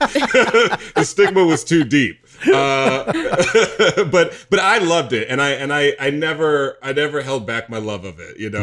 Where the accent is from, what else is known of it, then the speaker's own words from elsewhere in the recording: the South, United States; part of being a gay black boy growing up in the South means that you have a divided life. I did.